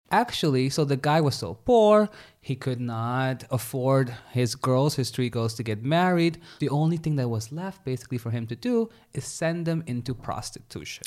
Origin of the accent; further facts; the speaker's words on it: Suriname; moved away; Suriname, I come from Suriname.